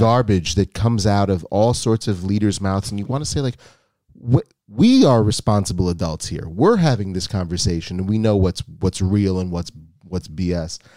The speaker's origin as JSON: {"language": "English", "country": "United States", "tie": "born or raised there"}